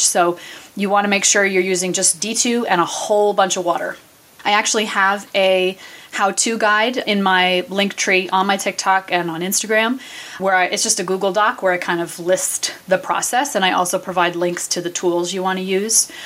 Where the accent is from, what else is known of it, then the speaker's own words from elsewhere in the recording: New England, United States; now in Vermont, United States; I am born and raised in New England where there's a cemetery, you know, every hundred feet or so.